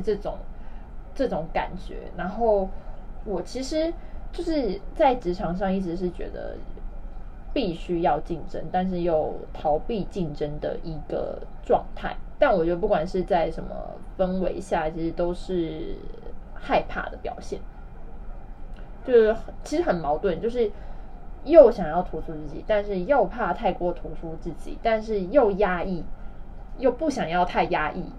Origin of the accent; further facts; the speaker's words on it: Taiwan; accent: Taiwanese accent; now in China; 我就不小心用了台湾腔